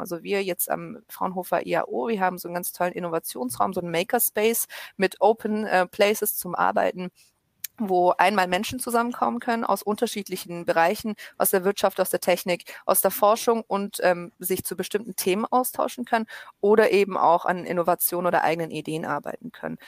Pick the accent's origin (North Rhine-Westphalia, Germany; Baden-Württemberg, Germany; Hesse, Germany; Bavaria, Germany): Baden-Württemberg, Germany; Stuttgart; ich komme aus Stuttgart